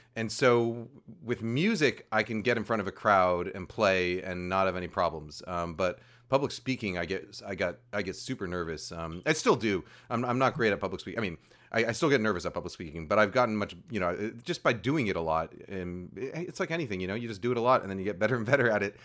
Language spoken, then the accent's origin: English; New York, United States; moved away as an adult; I grew up, I grew up in New York